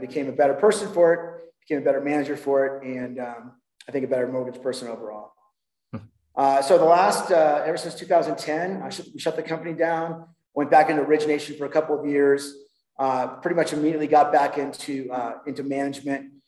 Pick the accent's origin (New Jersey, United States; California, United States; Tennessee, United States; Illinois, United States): California, United States; Huntington Beach; moved away as an adult; now in Denver, United States; I, I grew up in Huntington Beach, California, and uh, lived there most of my life.